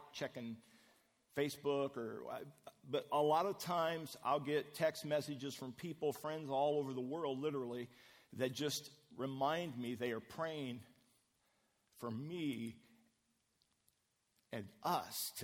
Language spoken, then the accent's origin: English; Midwest, United States; moved away; We grew up in the Midwest